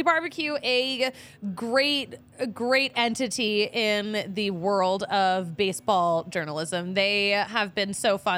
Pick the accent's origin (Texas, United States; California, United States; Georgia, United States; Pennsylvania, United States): Pennsylvania, United States; Philadelphia; I'm from Philly.